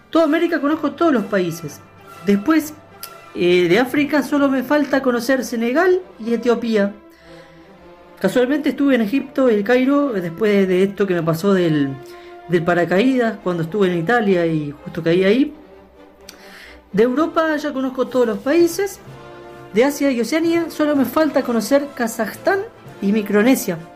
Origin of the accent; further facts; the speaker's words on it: San José, Uruguay; posteriormente volveré a Uruguay para visitar a mi familia ahí en en San José. Vivo en San José y tengo toda la familia ahí